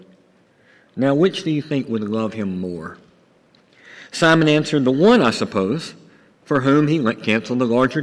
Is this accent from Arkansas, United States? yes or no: yes; Buzzard Roost, Arkansas, United States; I grew up in Buzzard Roost, Arkansas.